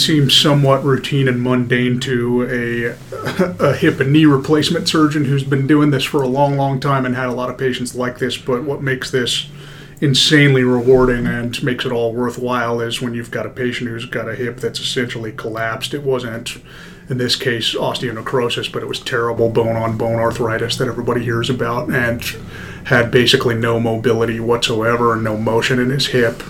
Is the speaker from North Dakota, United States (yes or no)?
no; Denver, Colorado, United States; moved away as an adult; also born or lived in Kansas / Des Moines, Iowa; I was born in Denver, Colorado, 1985